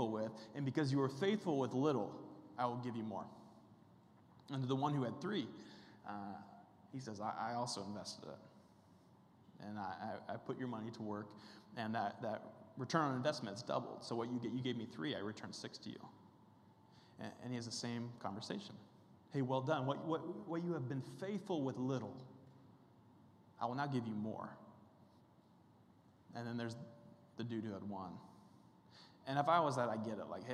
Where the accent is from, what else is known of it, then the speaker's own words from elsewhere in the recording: Kansas, United States; I'm from Kansas